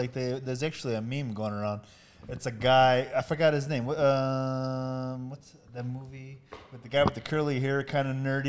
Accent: Miami, Florida, United States; moved away; I was from Miami.

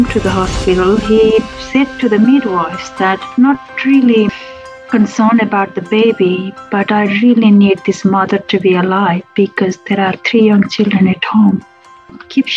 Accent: Nepal; moved away as an adult; now in Australia; originally born and grew up in Nepal, not my children, myself, then moved to Australia 2002 on and off, and then I started living here from 2009.

